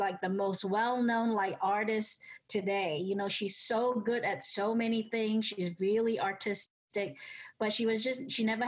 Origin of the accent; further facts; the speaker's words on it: Singapore; also born or lived in Atlanta, United States; now in United States; I grew up in Singapore back in the 70s